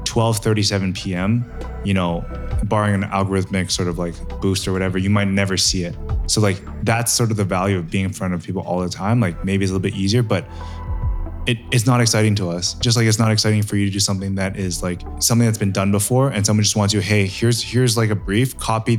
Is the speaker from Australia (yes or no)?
no; Canada; growing up in Canada